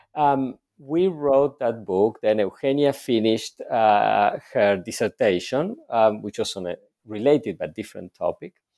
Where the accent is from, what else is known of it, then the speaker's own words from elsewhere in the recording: Argentina; moved away; I was born and raised in Argentina